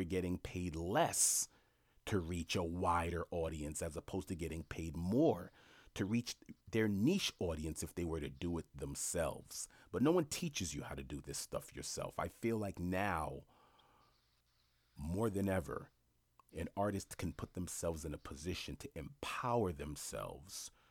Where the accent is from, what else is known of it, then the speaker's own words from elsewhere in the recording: New York City, New York, United States; I grew up in Jamaica, Queens